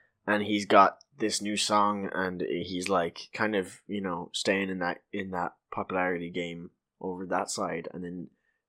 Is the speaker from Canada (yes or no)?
no; Ireland; we're Irish.